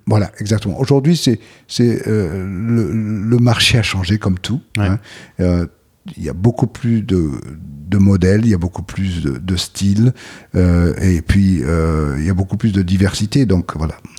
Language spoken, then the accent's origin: French; Aix-en-Provence, Provence-Alpes-Côte d'Azur, France; J'ai grandi à Aix-en-Provence